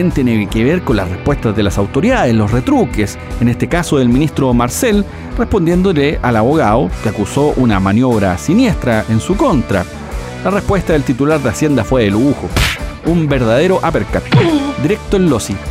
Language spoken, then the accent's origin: Spanish; Chile; Pero yo como soy chileno